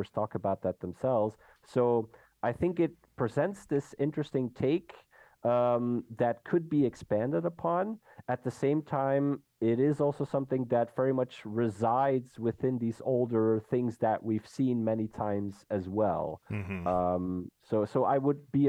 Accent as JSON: {"language": "English", "country": "Belgium", "moved": "yes", "lives_now": "Netherlands", "said": "I'm a Belgian person, I live and work in the Netherlands"}